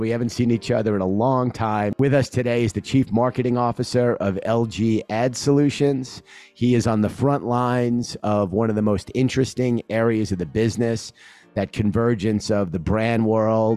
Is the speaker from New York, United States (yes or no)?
yes; New York, United States; I come from New York